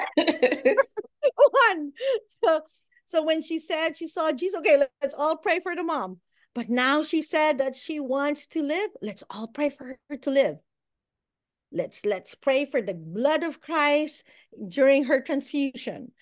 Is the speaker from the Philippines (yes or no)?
yes; Philippines; moved away as an adult; also born or lived in Bahrain / United States; now in Walla Walla, United States; I'm from the Philippines